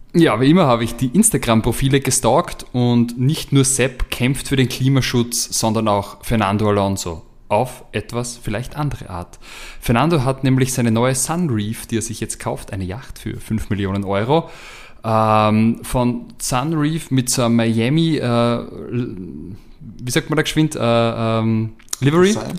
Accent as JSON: {"language": "German", "country": "Austria", "said": "als Österreicher"}